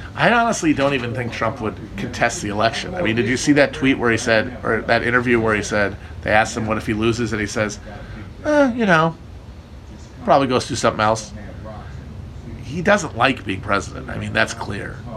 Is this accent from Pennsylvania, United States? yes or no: no; Wisconsin, United States; moved away; Northern Wisconsin, my, my, my home state, is very pretty